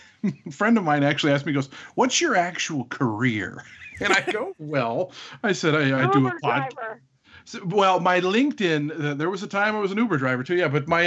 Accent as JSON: {"language": "English", "town": "Renton", "region": "Washington", "country": "United States", "tie": "born or raised there", "said": "I was born in Renton, Washington, which is about the hospital I was born at was about 2 miles from Old Long Acres Racecourse, which was a great racetrack from the early 1930s through 1992."}